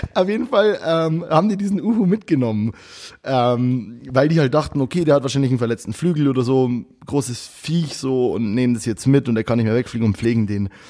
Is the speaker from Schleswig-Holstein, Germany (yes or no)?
no; Abensberg, Bavaria, Germany; accent: Bavarian; ein Bier aus meiner Heimat. Äh, es heißt Kuchelba Kuchelbauer ähm, und es ist eine ganz geile Brauerei aus Abensberg